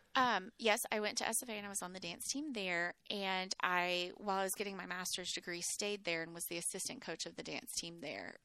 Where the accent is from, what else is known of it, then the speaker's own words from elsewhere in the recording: Mineola, Texas, United States; also born or lived in Houston, Texas / Plainview, Texas; now in Waco, United States; I had grown up in Mineola, which is a tiny, tiny little East Texas town